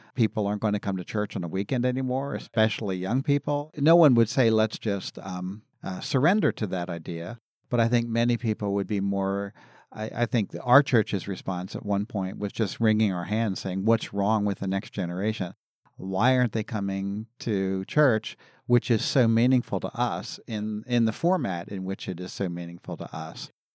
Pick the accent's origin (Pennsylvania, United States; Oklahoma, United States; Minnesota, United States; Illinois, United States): Pennsylvania, United States; Philadelphia; I grew up in Philadelphia, the Philadelphia area